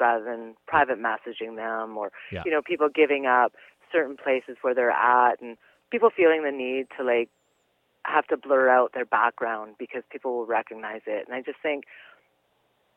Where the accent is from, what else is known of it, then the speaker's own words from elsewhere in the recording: British Columbia, Canada; we're from British Columbia